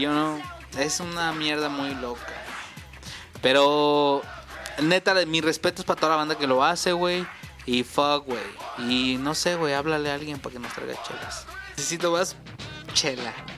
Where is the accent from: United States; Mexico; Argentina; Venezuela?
Mexico; somos mexicanos.